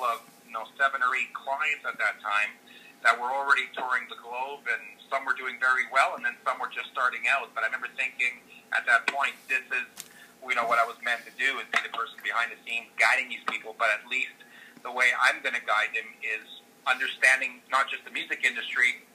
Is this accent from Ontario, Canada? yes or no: no; Montreal, Quebec, Canada; also born or lived in Calgary / New York; now in British Columbia, Canada; I grew up in Montreal and then into Calgary